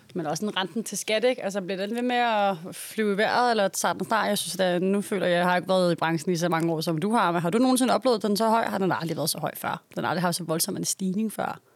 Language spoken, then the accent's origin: Danish; Copenhagen, Capital Region of Denmark, Denmark